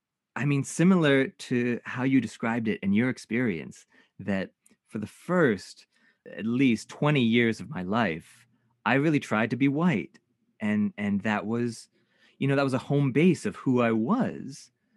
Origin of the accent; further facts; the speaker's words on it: Canada; one of the experiences of being Japanese Canadian is not feeling Japanese despite our best efforts.